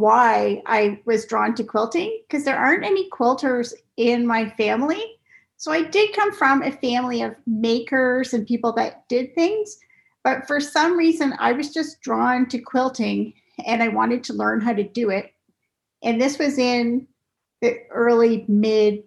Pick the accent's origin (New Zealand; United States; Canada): Canada; Cambridge, Ontario; also born or lived in South Korea; So I grew up in Cambridge, Ontario, and I lived there. I still live there